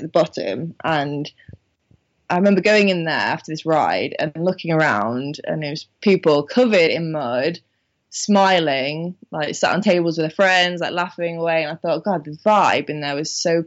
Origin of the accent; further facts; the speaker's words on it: Minehead, South West England, United Kingdom; moved away; I'm from Minehead